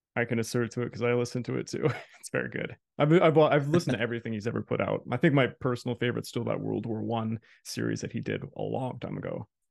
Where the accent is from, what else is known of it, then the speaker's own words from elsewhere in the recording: Canada; I'm a Canadian